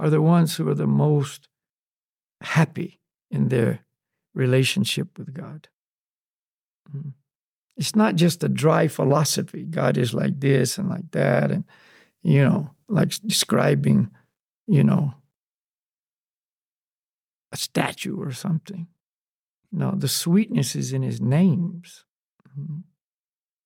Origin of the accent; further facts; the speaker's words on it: the South, United States; I grew up in the South, and there was, you know, black Christian churches and white Christian